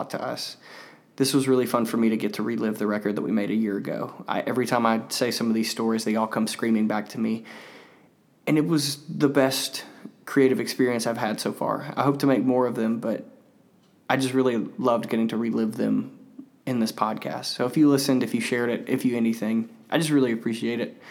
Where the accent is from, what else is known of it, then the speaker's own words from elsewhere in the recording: Mississippi, United States; I was from Mississippi